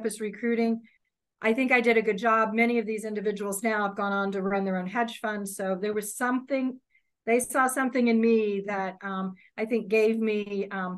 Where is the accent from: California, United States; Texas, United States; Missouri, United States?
Missouri, United States; Kansas City; moved away as an adult; now in New York, United States; I grew up in Kansas City, so I'm from the Midwest of the United States